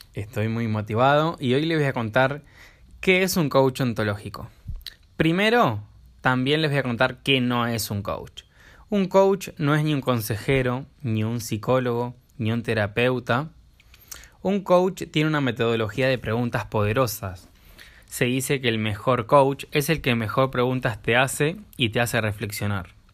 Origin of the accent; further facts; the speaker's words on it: Buenos Aires, Argentina; soy de Buenos Aires